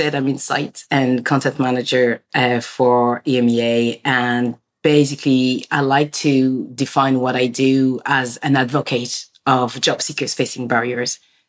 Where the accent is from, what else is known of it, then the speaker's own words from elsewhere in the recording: France; I was born in France and my parents are from like Senegal. And, you know, being born in France, it was like, you know, when I was at home, it felt like I was in Africa.